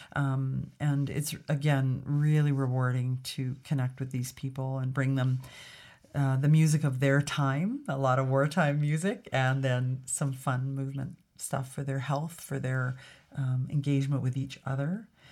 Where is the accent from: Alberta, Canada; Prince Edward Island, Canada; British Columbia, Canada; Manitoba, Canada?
Alberta, Canada; also born or lived in Grande Prairie, Alberta / Edmonton, Alberta / Toronto, Ontario; I was raised in Alberta and I was in Edmonton by the time I was twelve.